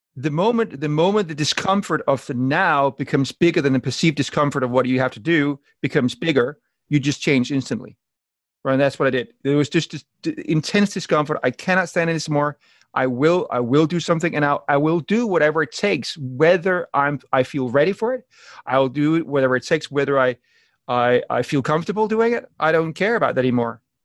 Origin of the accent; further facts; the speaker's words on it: Denmark; accent: weird accent, combination of Danish and motivational speakers; moved away as an adult; I'm born in Denmark and I lived there until I was about 36. And uh, my weird accent is just a combination of um, of being being Danish